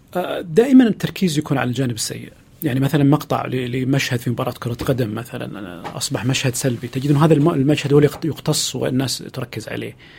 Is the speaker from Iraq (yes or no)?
no; Saudi Arabia; وتمثلنا كسعودي وكسعوديه